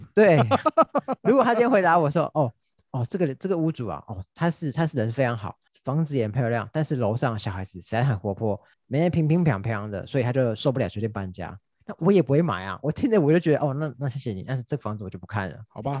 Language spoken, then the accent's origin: Chinese; Taiwan; 以我们台湾人的个性